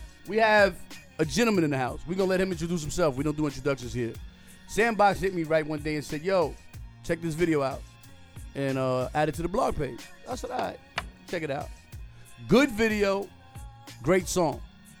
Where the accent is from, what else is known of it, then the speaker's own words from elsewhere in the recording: New York City, New York, United States; I'm from Queens